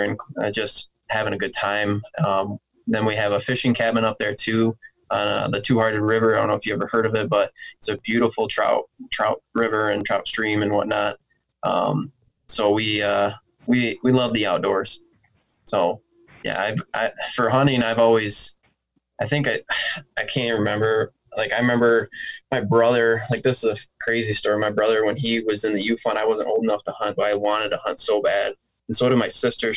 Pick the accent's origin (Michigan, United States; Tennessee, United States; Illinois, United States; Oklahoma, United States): Michigan, United States; Ravenna; also born or lived in Sterling Heights, Michigan; Been born and raised in Michigan. Was born on the east side of the state in Sterling Heights, and then moved to the west side in a small town called Ravana when I was like 6 months old